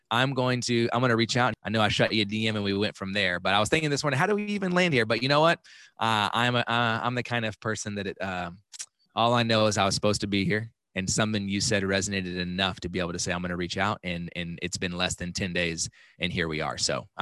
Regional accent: Dallas, Texas, United States; also born or lived in Kansas; And so I was born in Kansas, but I only lived there for like 2 weeks, and then I moved back to Dallas.

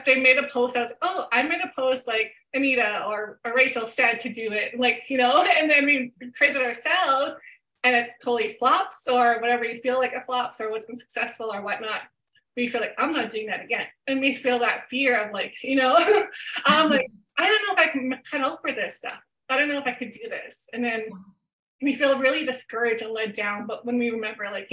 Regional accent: Canada; I'm Canadian

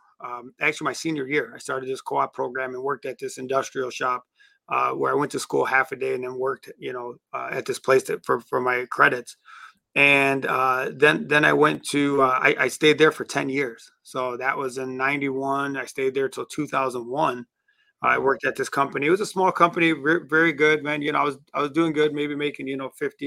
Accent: Detroit, Michigan, United States; also born or lived in Middle East; now in Dearborn, United States; grew up in Detroit

